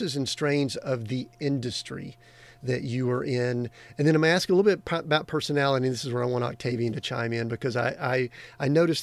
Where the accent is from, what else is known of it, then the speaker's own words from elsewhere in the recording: Atlanta area, Georgia, United States; I grew up in the Atlanta area of the United States. And we were in a small town that was a suburb